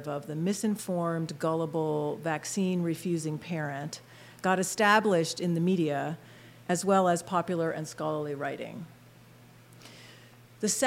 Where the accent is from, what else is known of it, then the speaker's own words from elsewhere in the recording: outside of Philadelphia, Pennsylvania, United States; moved away as an adult; also born or lived in Blacksburg, Virginia; now in Harrisburg, United States; I grew up in Pennsylvania, outside of Philadelphia